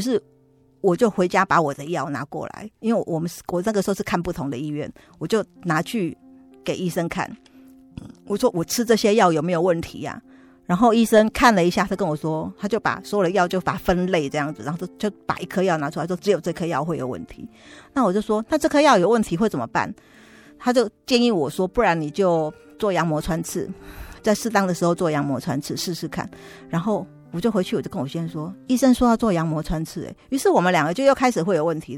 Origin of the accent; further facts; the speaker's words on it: Taipei, Taiwan; 我娘家现在在民生社区附近，也是离松山教会很近